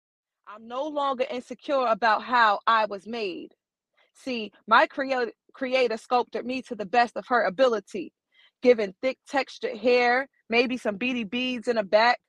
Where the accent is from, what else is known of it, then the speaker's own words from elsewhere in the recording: Chattanooga, Tennessee, United States; now in Memphis, United States; I'm originally from Chattanooga, Tennessee, but I live here in Memphis, Tennessee.